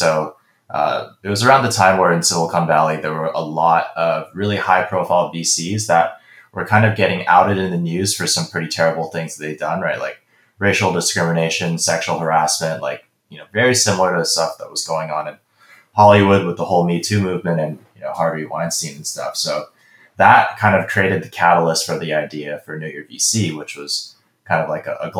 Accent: Hong Kong; also born or lived in Beijing, China; growing up in Asia. So in Hong Kong and Beijing, when I was growing up

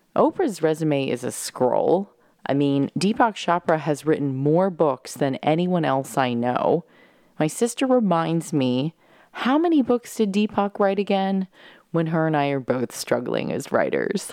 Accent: San Diego, California, United States; now in New York, United States; my bedroom where I grew up in San Diego

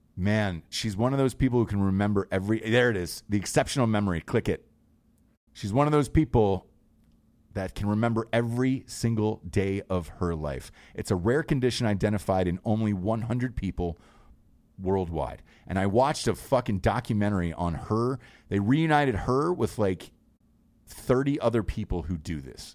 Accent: Georgia, United States; I'm from Georgia

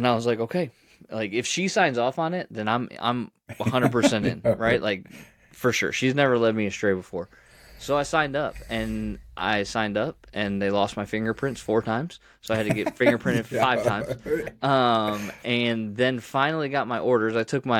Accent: Michigan, United States; now in Texas, United States; I grew up in Michigan in a pastor's home. I went away to college and then came back and worked at that church that I grew up in as the youth pastor for 3 years.

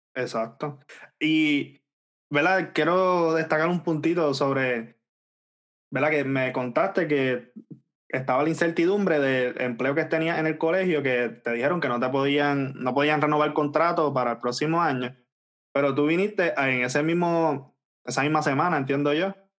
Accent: Puerto Rico; nosotros somos de Puerto Rico

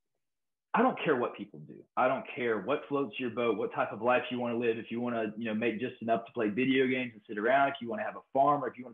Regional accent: United States; growing up in America with Hollywood

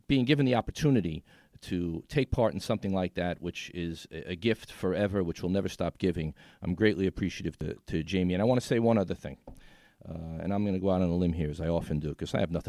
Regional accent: New York City, New York, United States; downtown New York City, Tribeca, my hometown

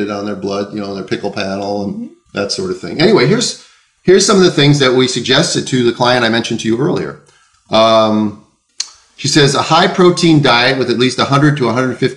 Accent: the Land O'Lakes, Minnesota, United States; I come from the Land O'Lakes

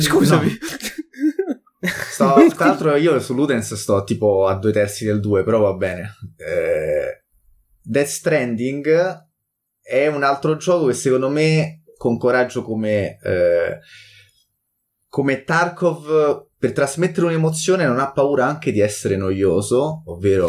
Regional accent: Italy; siamo italiani

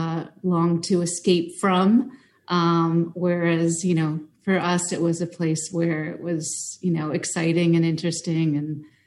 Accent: Westchester, New York, United States; also born or lived in Brooklyn, New York; Yeah, I mean, I'm from New York State. I'm just not from New York City. Listen. I grew up in Westchester.

